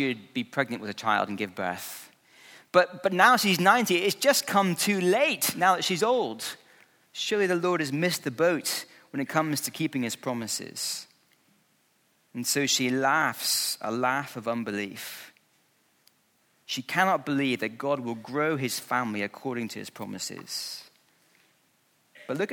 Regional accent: Scotland, United Kingdom; when I was growing up in Scotland

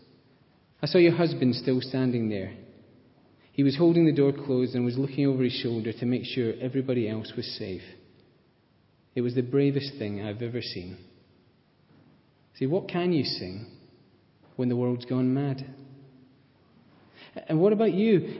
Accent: Scotland, United Kingdom; accent: Scottish; moved away; with my Scottish accent

